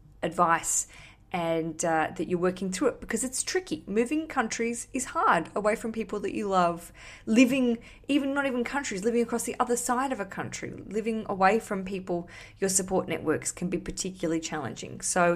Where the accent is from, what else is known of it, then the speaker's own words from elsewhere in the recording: Australia; Because I came from Australia where I had quite a good sort of thriving, I don't want to say thriving career, but I had stuff going on.